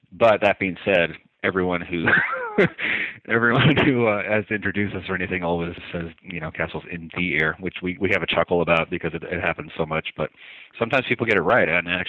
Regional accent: Newfoundland and Labrador, Canada; When people find out where I'm from, they immediately ask me, where's your accent? How come I don't pick up on anything? So, yeah, I'm originally from Canada, the far east province of Canada, which is New

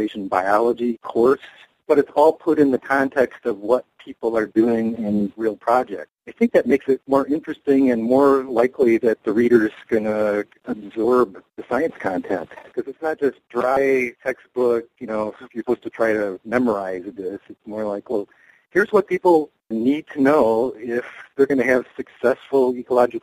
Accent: Lower Michigan, United States; also born or lived in Illinois; now in Wisconsin, United States; I lived in Illinois briefly, but I grew up in Lower Michigan.

